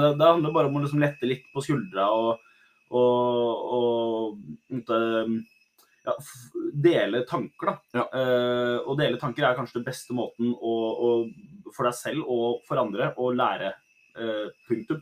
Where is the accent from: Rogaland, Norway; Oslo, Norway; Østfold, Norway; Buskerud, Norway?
Buskerud, Norway; Drammen; jeg er jo fra Drammen, da, som er en veldig multikulturell by. Ja. Så jeg har jo liksom gått på ungdomsskole med somalere